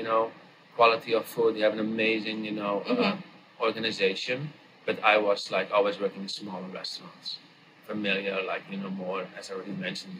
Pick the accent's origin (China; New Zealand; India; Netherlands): Netherlands; moved away as an adult; now in New York, United States; I am from Holland, as you know. And I grew up in a small town in a region where all the produce glasshouses are from